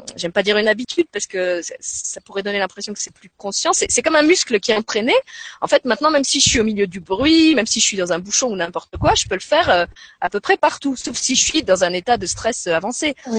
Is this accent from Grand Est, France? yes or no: yes; Lorraine, Grand Est, France; now in Luxembourg; j'ai grandi je suis lorraine donc j'ai grandi dans une, une, région qui est très très marquée par la guerre